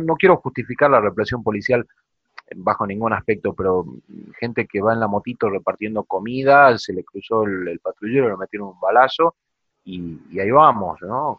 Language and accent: Spanish; Salta, Argentina; en Salta, de donde soy yo